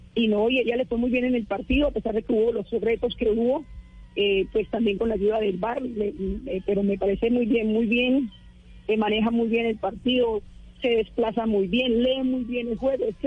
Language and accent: Spanish; La Dorada, Caldas, Colombia; now in Valledupar, Colombia; Yo nací en Caldas, en Dorada Caldas, caldense. Pero ya hace mucho rato estoy en Valledupar.